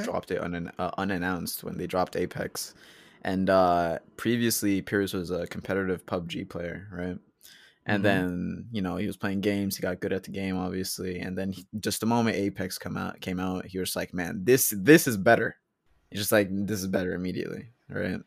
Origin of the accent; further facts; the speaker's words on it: Charlottetown, Prince Edward Island, Canada; also born or lived in United States / Colombia; both my parents are Colombian. Um, I was born in the States, currently living in Canada